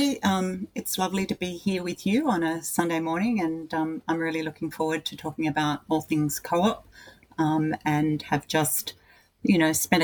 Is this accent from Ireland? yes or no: no; Bega, New South Wales, Australia; moved away as an adult; now in Newcastle, Australia; I'm a girl from Bega on the far south coast of New South Wales, and for much of my adult life, I lived on a dairy farm.